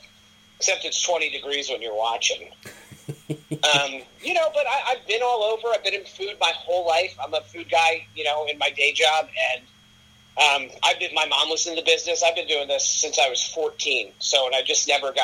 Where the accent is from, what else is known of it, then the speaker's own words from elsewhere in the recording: Forked River, New Jersey, United States; moved away as an adult; also born or lived in Greensboro, North Carolina; I was in Forked River, which is the exit right before Tom's River